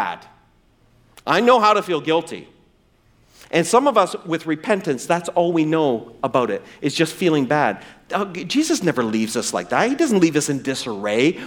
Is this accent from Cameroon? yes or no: no; East Coast, New Brunswick, Canada; moved away; I grew up on the East Coast